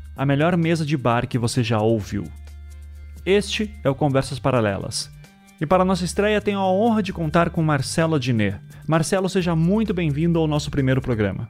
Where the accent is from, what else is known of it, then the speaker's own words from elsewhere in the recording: Curitiba, Paraná, Brazil; also born or lived in Recife; Eu nasci em Recife, mas fui criado em Curitiba